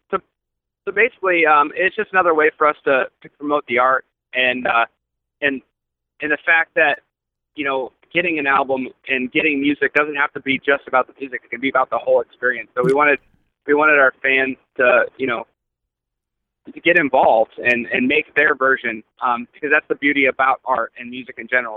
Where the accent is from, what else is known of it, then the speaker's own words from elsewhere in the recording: Akron, Ohio, United States; we're from Akron, Ohio